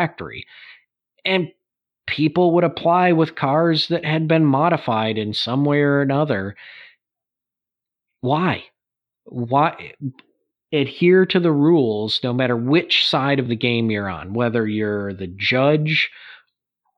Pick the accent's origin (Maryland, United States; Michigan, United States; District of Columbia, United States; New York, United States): Michigan, United States; since I was a kid growing up in Michigan